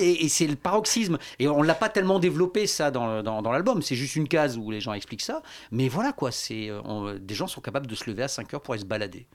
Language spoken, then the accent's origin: French; Lille, Hauts-de-France, France; moi, je suis, j'étais, donc je viens de Lille